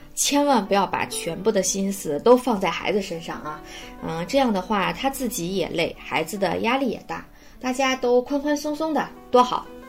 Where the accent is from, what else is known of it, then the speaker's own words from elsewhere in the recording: Shandong, China; moved away as an adult; now in Beijing, China; 我的家乡呢，在山东，现在在北京工作